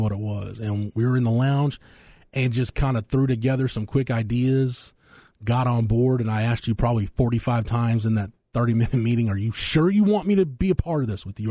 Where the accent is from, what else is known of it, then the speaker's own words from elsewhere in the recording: Florence, Texas, United States; my hometown